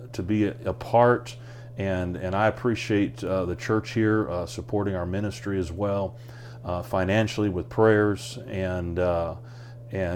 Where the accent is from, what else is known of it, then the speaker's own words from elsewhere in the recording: United States; moved away as an adult; I'm an American just like anybody else.